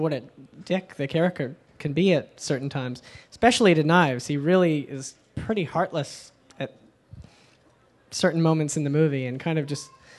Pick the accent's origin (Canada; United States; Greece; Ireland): Canada; Toronto, Ontario; I'm from Toronto